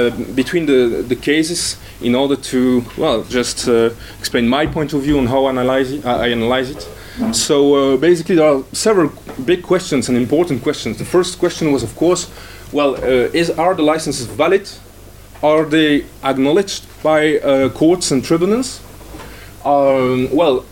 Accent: Brussels, Brussels-Capital Region, Belgium; my hometown, Brussels.

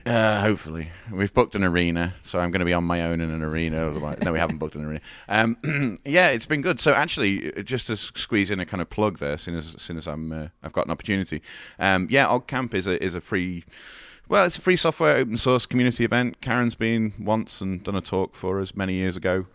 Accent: Liverpool, North West England, United Kingdom; I'm from Liverpool

